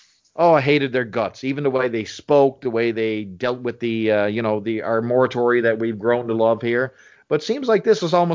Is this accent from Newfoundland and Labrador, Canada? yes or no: yes; Newfoundland and Labrador, Canada; I'm from Newfoundland.